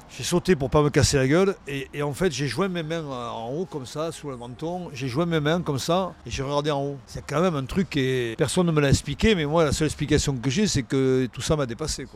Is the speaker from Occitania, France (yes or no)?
yes; Cahors, Occitania, France; Je viens de Cahors quand même, hein. je suis foie gras. Euh, les os de canard. Euh, moi, j'ai grandi dans ça.